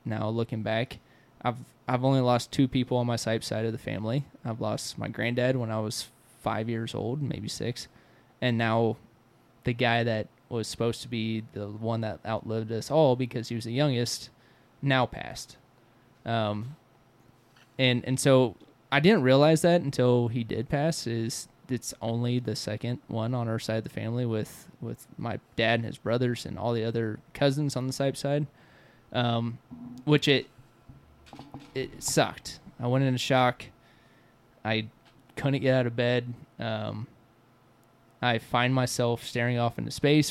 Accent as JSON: {"language": "English", "country": "United States", "tie": "born or raised there", "said": "I grew up with him in Waukeeta"}